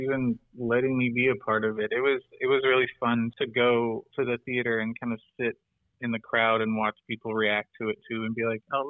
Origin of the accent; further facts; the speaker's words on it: the South, United States; I grew up in the South.